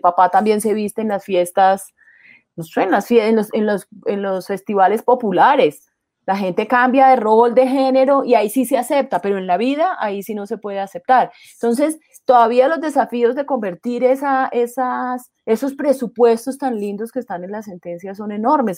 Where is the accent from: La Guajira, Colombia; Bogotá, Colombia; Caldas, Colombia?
Caldas, Colombia; el Alcázar Caldas, de donde soy yo